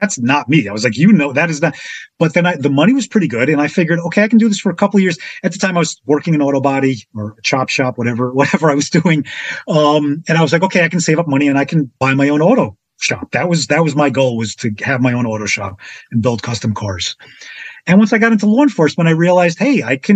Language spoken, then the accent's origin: English; Passaic, New Jersey, United States; also born or lived in Florida; I was flown home from Florida to Passaic where I began my life.